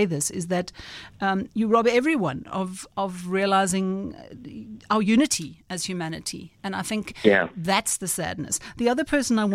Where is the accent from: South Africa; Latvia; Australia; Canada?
South Africa; as a South African